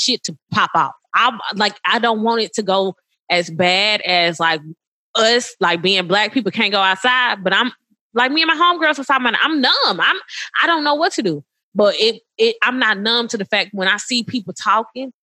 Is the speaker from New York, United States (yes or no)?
no; Madison, Mississippi, United States; I grew up in Madison, Mississippi.